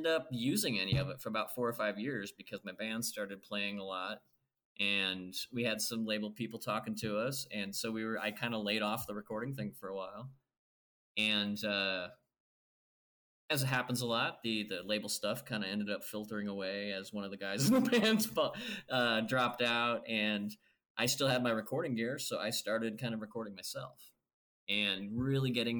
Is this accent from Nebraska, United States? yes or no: yes; Nebraska, United States; moved away; I grew up in Nebraska, a small town in Nebraska.